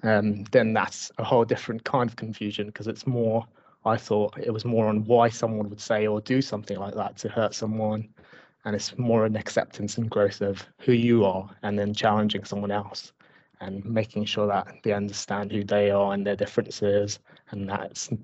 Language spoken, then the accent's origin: English; Basingstoke, South East England, United Kingdom; I am a local Basingstoke boy, so I am from Hampshire as well.